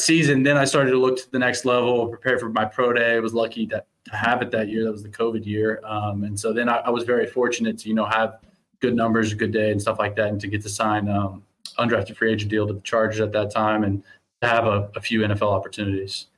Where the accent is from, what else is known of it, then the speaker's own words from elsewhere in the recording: Overland Park, Kansas, United States; moved away as an adult; now in Winnipeg, Canada; growing up in Kansas City